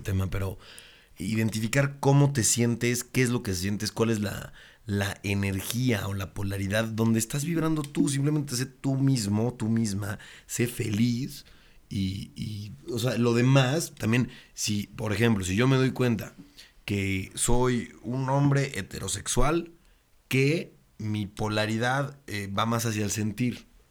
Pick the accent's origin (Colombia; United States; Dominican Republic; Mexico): Mexico; Puebla; yo soy de Puebla